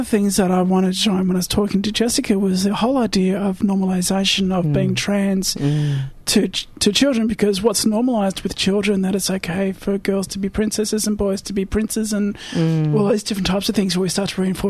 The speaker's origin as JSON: {"language": "English", "region": "New South Wales", "country": "Australia", "tie": "born or raised there", "moved": "yes", "said": "I was born in New South Wales."}